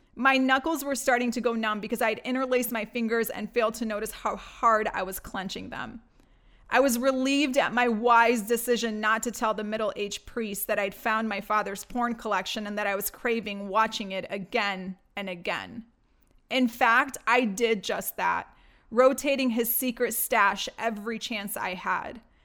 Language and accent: English; Detroit, Michigan, United States; born or raised there; also born or lived in Baghdad, Iraq / Greece